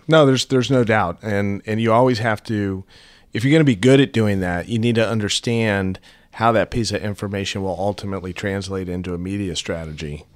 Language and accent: English; St. Louis, Missouri, United States; also born or lived in Utah; when I was growing up in Saint Louis